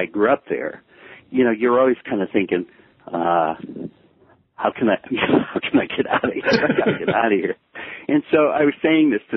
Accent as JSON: {"language": "English", "town": "Memphis", "region": "Tennessee", "country": "United States", "tie": "born or raised there", "also_born_or_lived": "Ohio / New York", "moved": "as an adult", "said": "I was born in one place, but really came from another. And the place I came from is Memphis"}